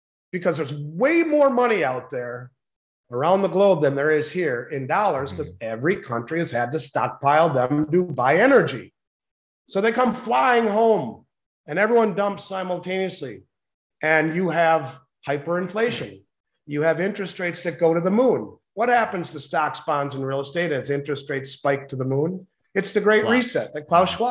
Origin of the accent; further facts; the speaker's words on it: United States; As an American, I'm 52.